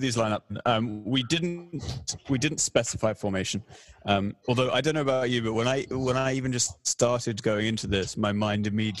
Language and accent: English; England, United Kingdom; also born or lived in Canada; I was born in Canada, but I was raised in England. I am culturally English.